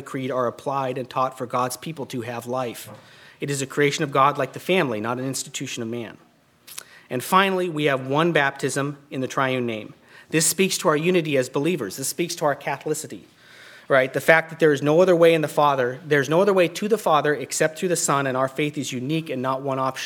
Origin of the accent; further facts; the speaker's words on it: United States; we as American evangelicals